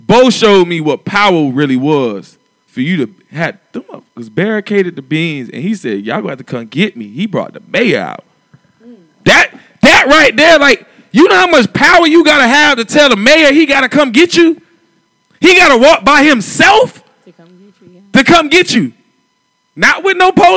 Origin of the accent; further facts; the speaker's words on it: Miami, Florida, United States; I came from Liberty City on the coast